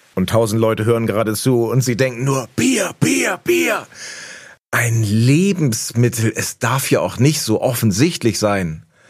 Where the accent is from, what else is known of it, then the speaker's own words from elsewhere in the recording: Hemmoor, Lower Saxony, Germany; now in Berlin, Germany; in Hemmoor, wo ich herkomme